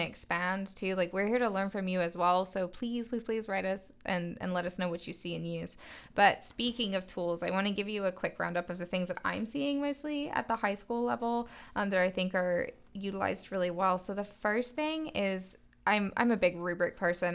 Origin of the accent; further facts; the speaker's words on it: England, United Kingdom; moved away; growing up in England and that being my personal educational experience